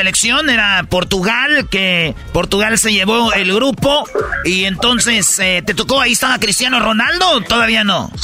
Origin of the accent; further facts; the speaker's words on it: Jiquilpan, Michoacán, Mexico; yo soy de Jiquilpan, Michoacán, de Guadalajara a una hora y media más o menos